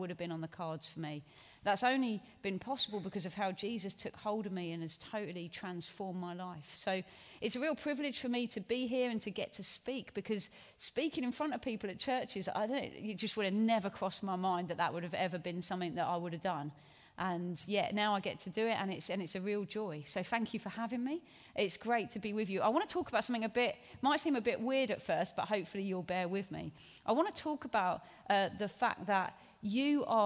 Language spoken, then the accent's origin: English; Hastings, South East England, United Kingdom; I grew up in Hastings on the South Coast